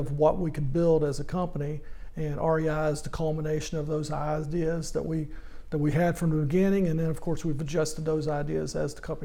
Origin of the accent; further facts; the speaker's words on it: Little Rock, Arkansas, United States; I grew up in Little Rock, Arkansas